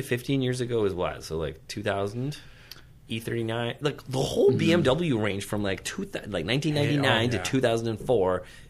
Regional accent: Canada; Well, this is a different question for me because I'm from Canada and I exclusively use Chevron because we have 94 octane.

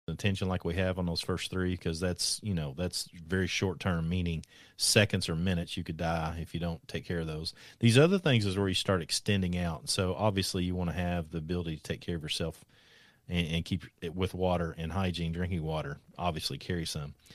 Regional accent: Kentucky, United States; I'm from Kentucky, so there's not a whole considerable amount of wealth here.

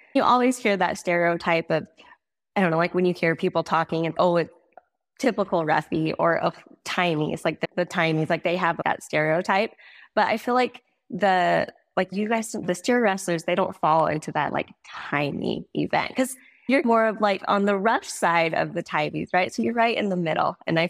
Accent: Montana, United States; also born or lived in South Dakota / Arizona / Wyoming; We grew up a lot or moved around a lot. South Dakota, Arizona, Montana, Wyoming, all of the places, but mostly was Montana as I got older.

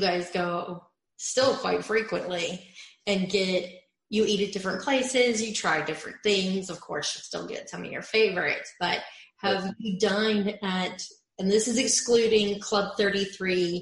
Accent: Ohio, United States; I grew up in Ohio, so that's quite far away from Orlando

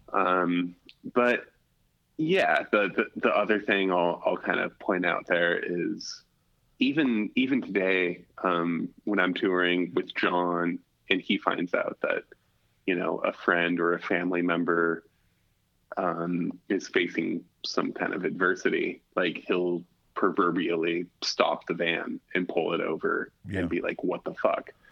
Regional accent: Alaska, United States; growing up in Alaska

